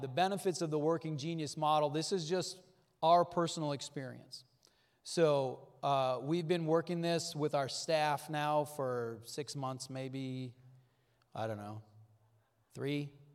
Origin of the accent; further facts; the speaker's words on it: North Dakota, United States; I grew up in North Dakota